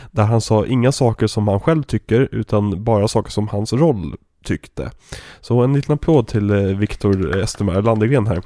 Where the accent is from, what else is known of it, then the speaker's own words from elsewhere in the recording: Västerås, Västmanland, Sweden; Och jag har ju väldigt dålig Göteborgsdialekt egentligen. Jag, spel, jag, jag kommer egentligen från Västerås, men jag är ju skådespelare.